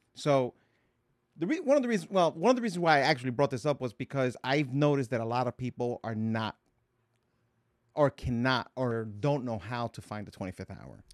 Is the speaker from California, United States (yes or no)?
no; Paterson, New Jersey, United States; I grew up in Patterson.